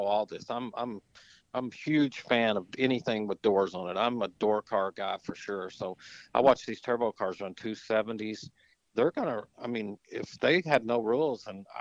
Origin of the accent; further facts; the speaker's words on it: Marlow, Oklahoma, United States; moved away as an adult; now in Missouri, United States; I grew up in Marlow, Oklahoma